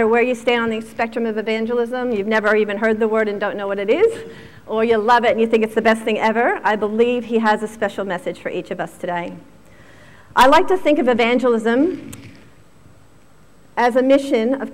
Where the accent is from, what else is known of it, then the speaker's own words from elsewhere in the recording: Virginia, United States; moved away; I grew up in Virginia, which is just outside of Washington, D.C.